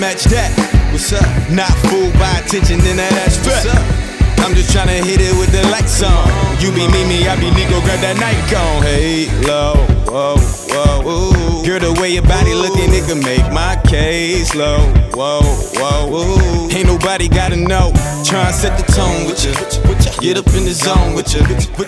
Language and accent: English; Plainfield, New Jersey, United States; I hail from Plainfield, New Jersey